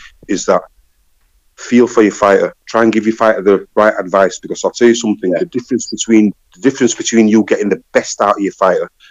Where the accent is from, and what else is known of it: Leeds, Yorkshire and the Humber, United Kingdom; also born or lived in Sheffield